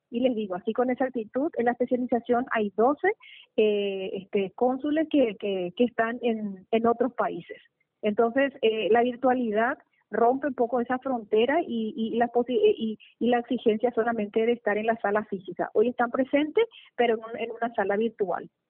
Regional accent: Paraguay; nuestro querido Paraguay

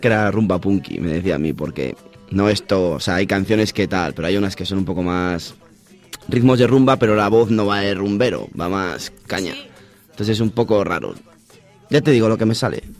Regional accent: village on the Porma river, Castile and León, Spain; el río de mi pueblo, el Porma

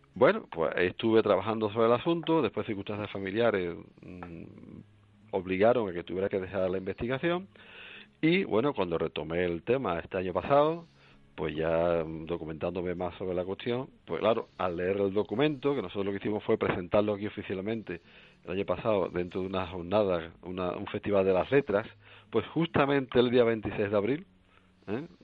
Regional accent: La Puebla de Cazalla, Andalusia, Spain; de aquí de mi localidad

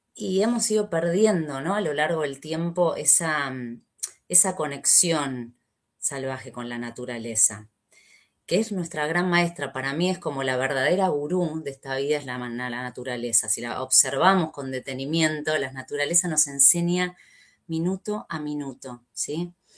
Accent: Argentina; soy argentina

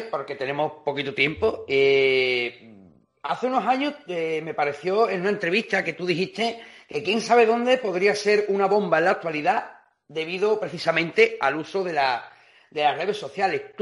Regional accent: Seville, Andalusia, Spain; yo soy de Sevilla

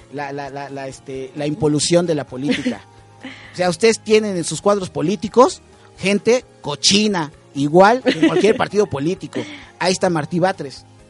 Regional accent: Mexico City, Mexico; soy de Cuauhtémoc

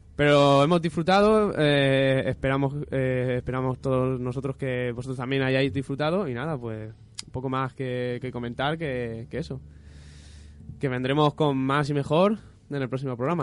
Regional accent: Spain; somos de aquí de España

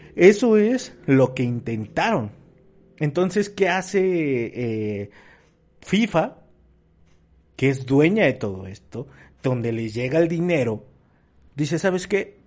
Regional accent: Mexico; como mexicanos

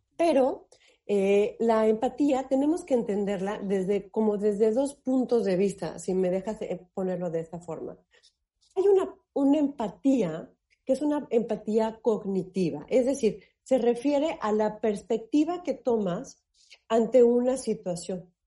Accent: Mexico; estamos los mexicanos

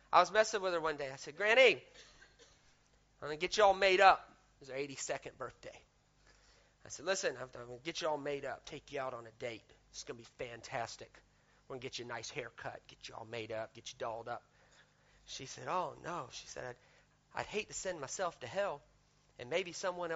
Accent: the South, United States; I grew up in the South in America

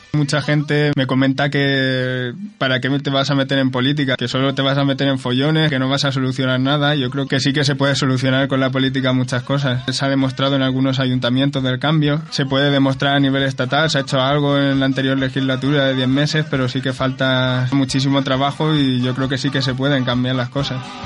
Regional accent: Ibi, Valencian Community, Spain; soy de aquí de IBI

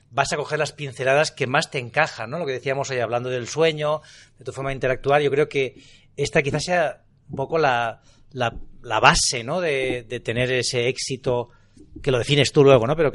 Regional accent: London, United Kingdom; Yo soy de Londres, sí

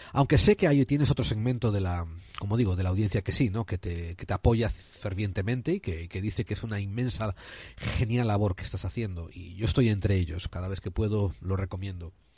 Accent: Spain; como buen español que soy

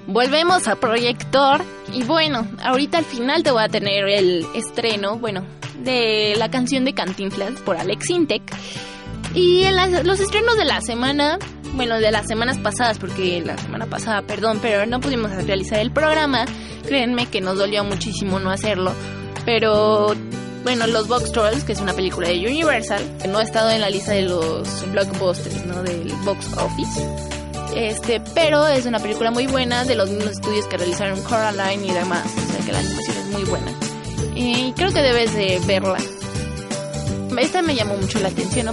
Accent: Mexico

